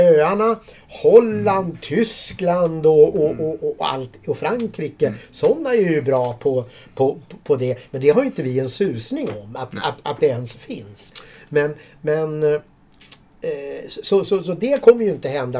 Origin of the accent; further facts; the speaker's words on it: Sweden; vi här hemma i Sverige